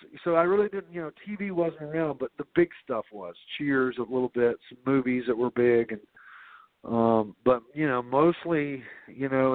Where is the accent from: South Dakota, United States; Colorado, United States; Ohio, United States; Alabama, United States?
Alabama, United States; Birmingham; my hometown of Birmingham